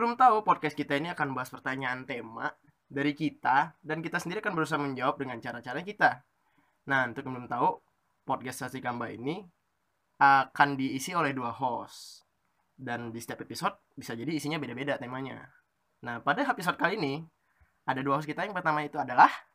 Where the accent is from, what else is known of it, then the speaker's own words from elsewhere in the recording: Pekanbaru, Riau, Indonesia; moved away; gua itu SMP-nya di Pekanbaru Riau bagi nggak tahu Pekanbaru Riau itu ada di Sumatera